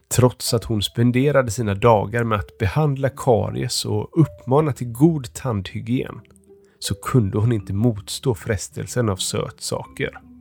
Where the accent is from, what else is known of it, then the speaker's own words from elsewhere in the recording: Stockholm, Stockholm County, Sweden; jag kommer från Stockholm.